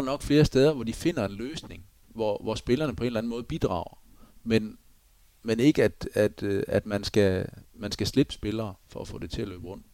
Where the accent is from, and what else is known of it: Denmark